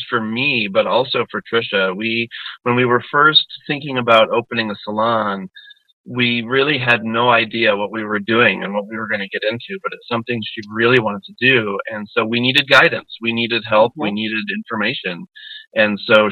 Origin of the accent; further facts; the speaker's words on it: Niagara Falls, New York, United States; now in Asheville, United States; I grew up in Western New York, up in the Niagara Falls area, and we moved down to Asheville in 96